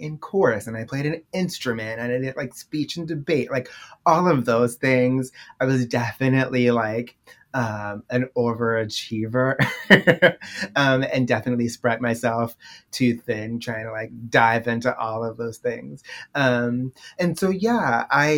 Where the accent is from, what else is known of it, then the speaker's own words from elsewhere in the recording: Baltimore, Maryland, United States; now in New York City, United States; I'm originally from Baltimore, Maryland